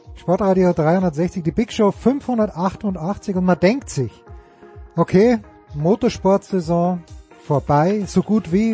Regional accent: Austria; ich bin ja ein Österreicher

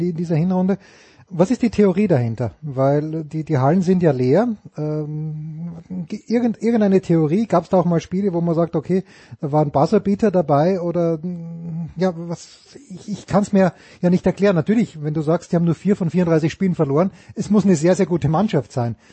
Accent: Austria; als Österreicher

